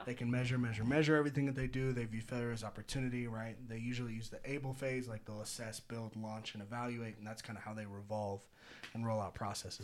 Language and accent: English; Petaluma, California, United States; I grew up in Petaluma, blocks away from Lagunitas